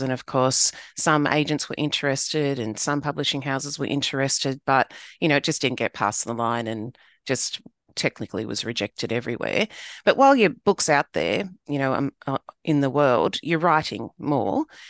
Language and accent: English; Sydney, New South Wales, Australia; I grew up in southwest Sydney